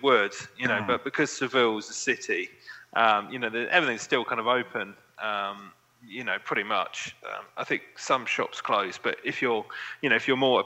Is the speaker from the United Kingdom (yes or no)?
yes; England, United Kingdom; being English